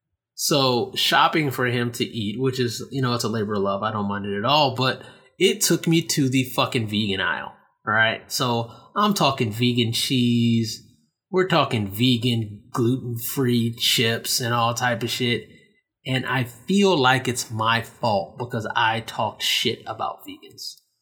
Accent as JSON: {"language": "English", "country": "Nigeria", "said": "I was like, damn, I talk shit about these Nigerians and I'm fucking Nigerian. So now I want to go to Nigeria because those are like my people."}